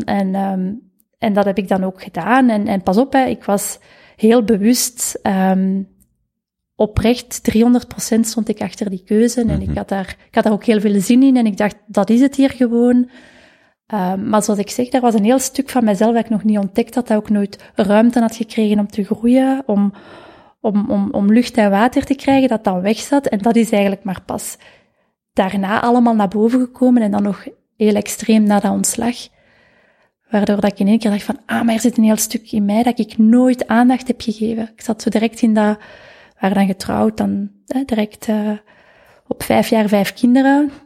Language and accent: Dutch; Vilvoorde, Flanders, Belgium; Ik ben van Vilvoorde. Afkomstig